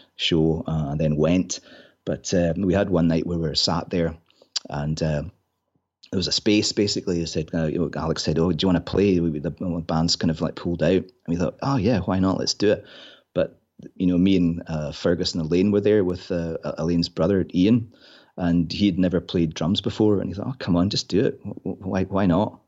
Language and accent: English; Inverness, Scotland, United Kingdom; also born or lived in Glasgow; grew up in Inverness